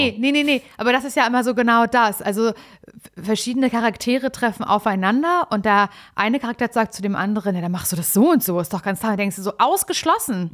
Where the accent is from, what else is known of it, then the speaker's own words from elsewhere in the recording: Mecklenburg-Vorpommern, Germany; ich komme ja aus MacPom und da kenne ich das unterkühlte Wesen natürlich auch